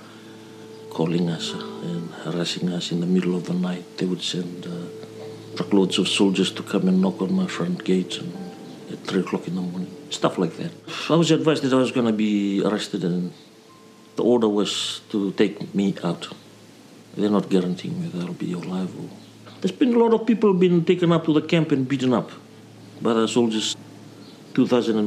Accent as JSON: {"language": "English", "region": "Eastern Division", "country": "Fiji", "moved": "yes", "said": "I'm originally from Fiji, from Kandavu, which is the southernmost island from Vitiliu"}